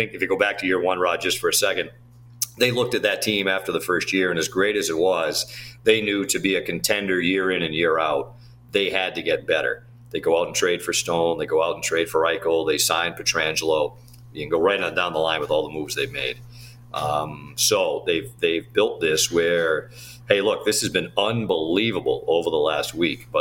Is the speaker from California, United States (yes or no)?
no; Boston area, Massachusetts, United States; moved away; I'm from the Boston area